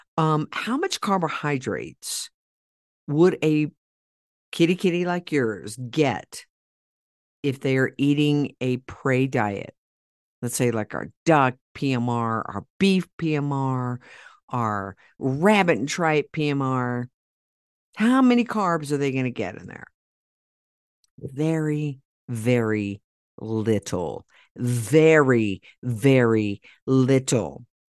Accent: Oklahoma, United States; in Oklahoma, my hometown

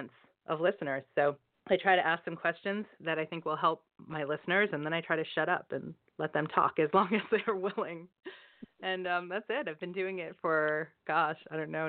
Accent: Boston, Massachusetts, United States; moved away as an adult; now in Florida, United States; I'm from Boston originally

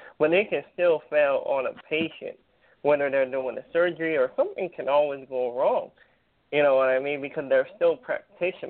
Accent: California, United States; I'm from California

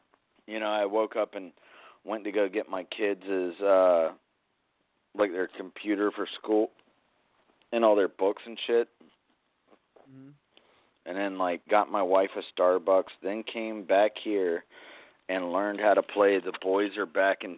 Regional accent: South Carolina, United States; where I grew up in South Carolina, because like it was like an hour from Charleston, which was like essentially like the hub of the South back then

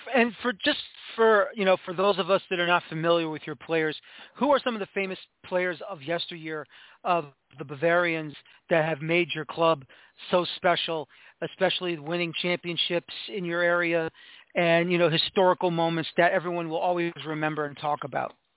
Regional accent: New York City, New York, United States; I'm from the Bronx originally

